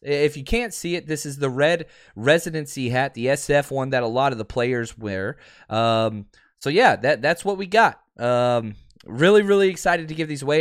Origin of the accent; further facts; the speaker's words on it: Texas, United States; I'm from Texas. We, we speak funny.